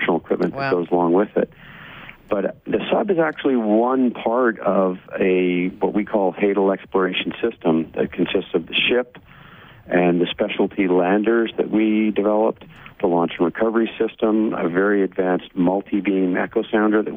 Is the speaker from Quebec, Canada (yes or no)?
no; Ottawa, Ontario, Canada; also born or lived in Barbados; I grew up in Ottawa